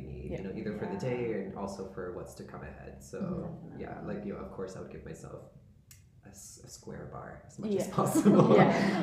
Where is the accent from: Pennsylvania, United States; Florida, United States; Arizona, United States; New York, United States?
Arizona, United States; now in London, United Kingdom; I'm from Arizona originally